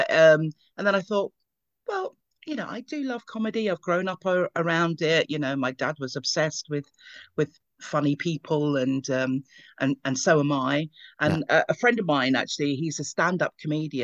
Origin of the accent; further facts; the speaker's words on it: London, United Kingdom; we grew up in Ealing, West London